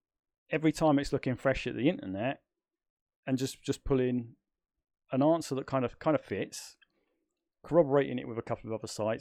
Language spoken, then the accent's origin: English; United Kingdom; I would say second to none, but then of course I'm British, so yeah. I'm biased.